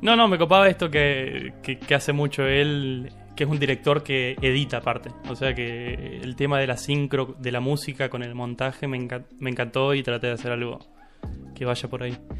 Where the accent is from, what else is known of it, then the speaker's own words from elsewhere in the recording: San Carlos de Bolívar, Buenos Aires Province, Argentina; Yo soy de Bolívar